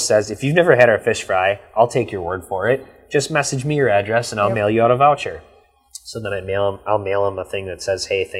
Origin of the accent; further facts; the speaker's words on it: Ripon, Wisconsin, United States; now in Fond du Lac, United States; I'm from the Green Lake Ripon area, so Green Lake's 1,000 people, Ripon's 7,000 people. I'm from that small town feel